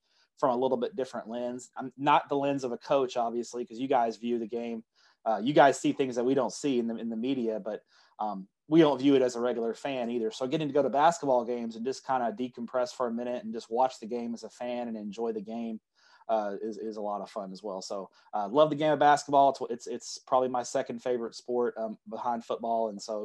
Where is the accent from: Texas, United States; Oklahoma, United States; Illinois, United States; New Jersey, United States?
Texas, United States; Everman; I grew up in Everman, which is just south of Fort Worth